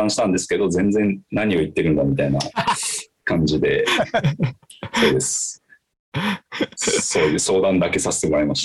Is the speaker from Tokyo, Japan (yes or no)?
yes; Tokyo, Japan; 東京都生まれだからなのかもしれないですけど